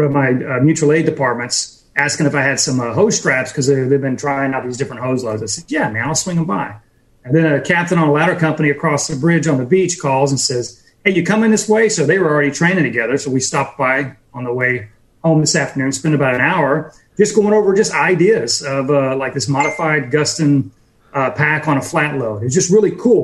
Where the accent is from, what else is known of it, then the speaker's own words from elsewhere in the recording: Pensacola, Florida, United States; we're in Pensacola